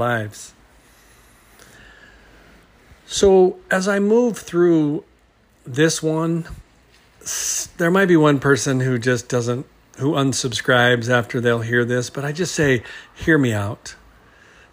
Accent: New Zealand; now in Hawaii, United States; growing up in New Zealand, like I did, and growing up here in Hawaii

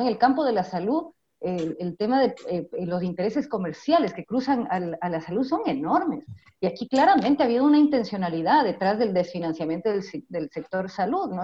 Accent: Ecuador; Como pueblo ecuatoriano

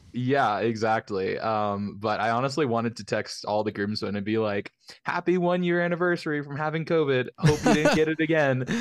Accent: the Bible Belt, United States; I grew up in the Bible Belt, very very conservative areas

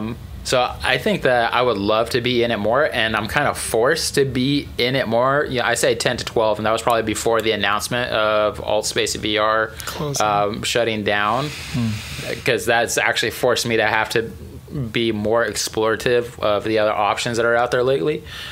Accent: Albuquerque, New Mexico, United States; Yeah, I grew up in Albuquerque.

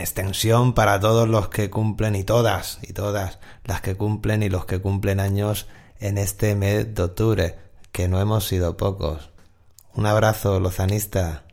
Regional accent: Catalonia, Spain; yo también soy catalán

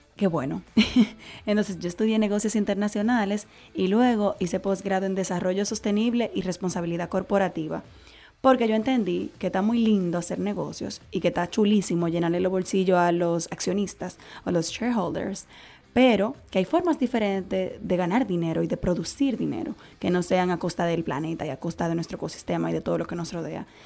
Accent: Dominican Republic; como caribeños y como dominicanos y como latinos

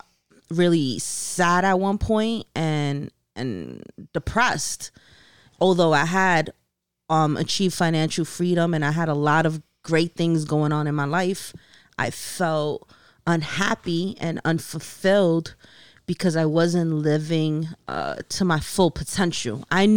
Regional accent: Long Island City, New York, United States; I came from Long Island City in Queens, the hood.

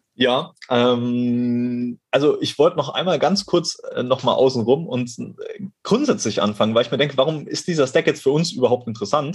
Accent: Ottmarshausen, Bavaria, Germany; now in Cologne, Germany; ich bin mal wieder in meiner Heimat, in meinem Heimathaus sozusagen

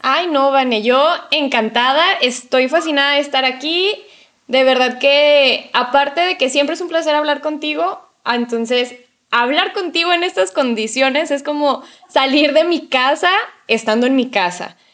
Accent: Mexico; en mi caso como mujer mexicana

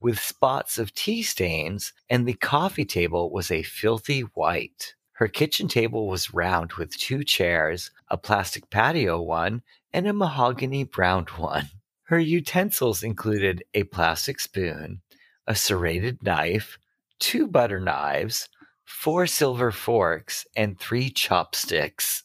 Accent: Massachusetts, United States; I'm from Massachusetts

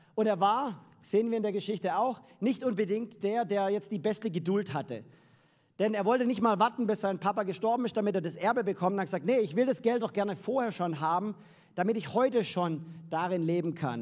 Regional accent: Freiberg am Neckar, Baden-Württemberg, Germany; moved away as an adult; now in United States; komme ursprünglich aus Freiberg am Neckar, gar nicht so weit weg. Aber ich habe meine Liebe in Amerika gefunden und deswegen leben wir jetzt dort

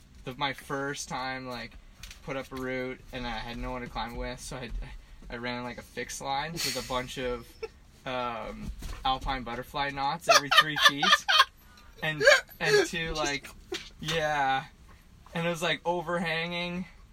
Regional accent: Ottawa, Ontario, Canada; now in Western Canada; In Ottawa.

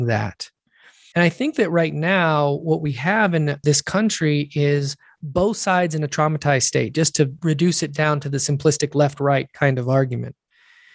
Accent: United States; And I'm an American.

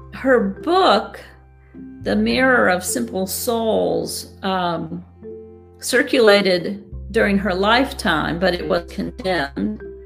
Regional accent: United States; I speak as an American

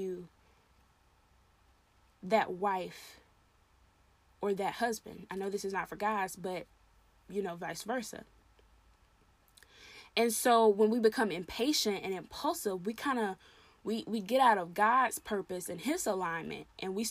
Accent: the South, United States; I'm Southern. I'm from the South. I say y'all

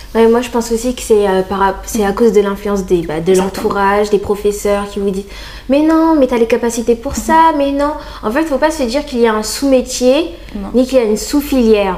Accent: Reims, Grand Est, France; moved away as an adult; c'était ma ville, euh, c'est là où j'ai grandi

